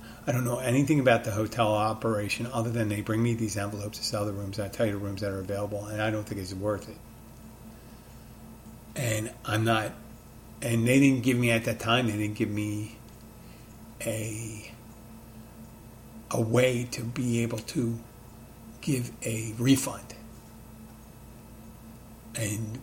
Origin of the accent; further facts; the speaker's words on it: Philadelphia, Pennsylvania, United States; now in Key Largo, United States; my hometown of Philadelphia, my adopted town of Key Largo